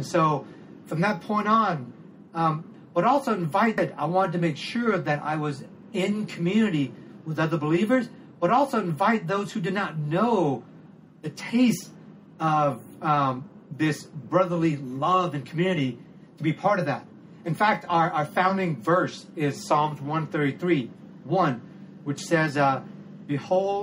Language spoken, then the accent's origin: English; Cambodia; now in Thailand; my home country in Cambodia